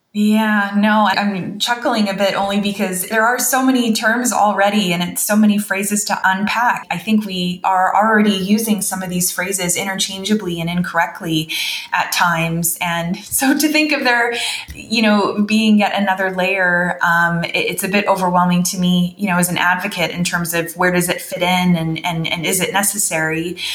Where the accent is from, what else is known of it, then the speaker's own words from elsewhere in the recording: Canada; also born or lived in North Carolina; as a Canadian